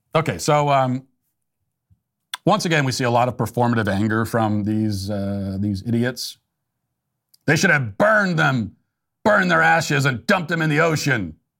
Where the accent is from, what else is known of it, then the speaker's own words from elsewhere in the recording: United States; as an American